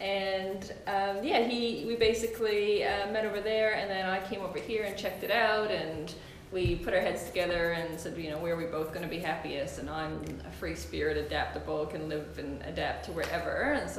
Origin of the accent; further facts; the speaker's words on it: Nova Scotia, Canada; moved away as an adult; now in Waitara, New Zealand; I was born in Nova Scotia in Canada, on the east side of Canada, and was, I guess, probably about... it was 8 years ago that I moved here, like 8 or 9 years ago.